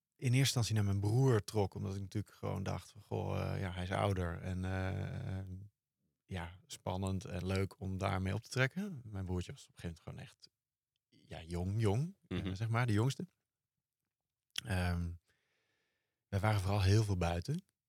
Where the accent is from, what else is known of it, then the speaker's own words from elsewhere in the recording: Driebergen, Utrecht, Netherlands; ik ben opgegroeid in Driebergen.